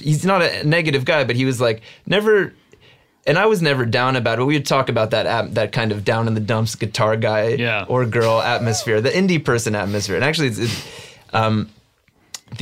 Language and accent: English; New Jersey, United States; growing up in New Jersey